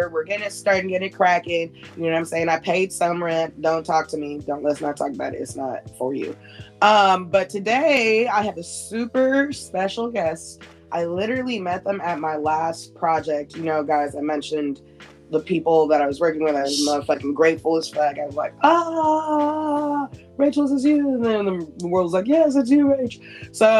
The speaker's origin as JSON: {"language": "English", "town": "Skokie", "region": "Illinois", "country": "United States", "tie": "born or raised there", "said": "I was raised in Skokie"}